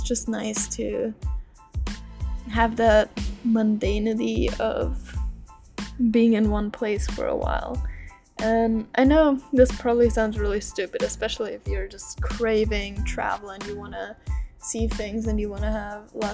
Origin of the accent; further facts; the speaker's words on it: Austria; moved away as an adult; back home in Austria, in my home country